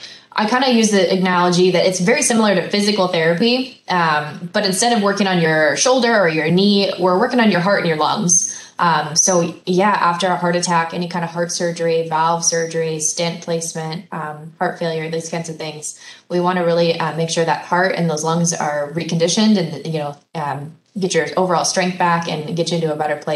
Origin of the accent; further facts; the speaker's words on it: Oregon, United States; moved away as an adult; now in Wisconsin, United States; I actually grew up and was born and raised in the state of Oregon.